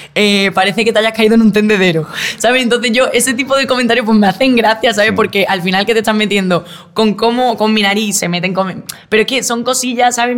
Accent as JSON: {"language": "Spanish", "town": "Málaga", "region": "Andalusia", "country": "Spain", "moved": "as an adult", "lives_now": "Madrid, Spain", "said": "yo vengo de Málaga"}